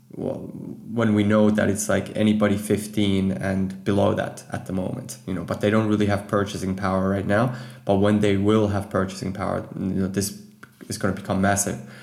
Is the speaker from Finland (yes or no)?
yes; Finland; moved away as an adult; now in Amsterdam, Netherlands; I'm actually from Finland